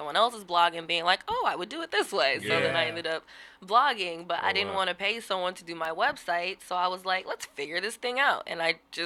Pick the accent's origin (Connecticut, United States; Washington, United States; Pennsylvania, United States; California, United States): Washington, United States; Seattle; I'm born and raised in Seattle. Grew up in the CD, 19th and Cherry